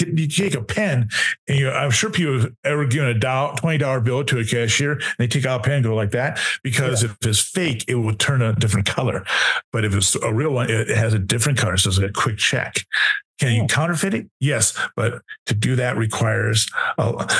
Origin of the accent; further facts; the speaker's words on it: Wisconsin, United States; My home state is Wisconsin.